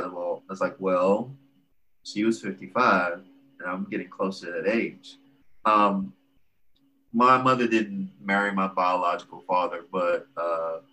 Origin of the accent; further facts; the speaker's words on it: Port Arthur, Texas, United States; moved away as an adult; now in Houston, United States; I grew up in Port Arthur